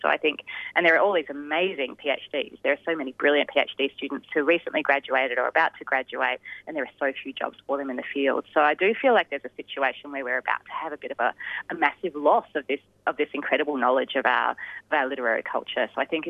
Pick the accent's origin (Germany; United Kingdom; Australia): Australia